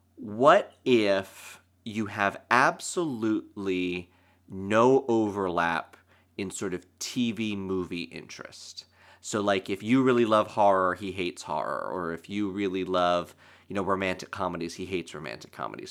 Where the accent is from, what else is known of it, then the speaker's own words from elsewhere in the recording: Lancaster, Pennsylvania, United States; moved away as an adult; now in New York, United States; I'm from Lancaster, Pennsylvania, that's where I grew up and went to school